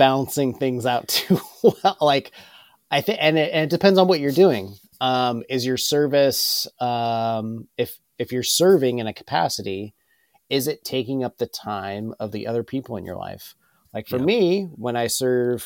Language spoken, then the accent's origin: English; Ellensburg, Washington, United States; I grew up in Ellensburg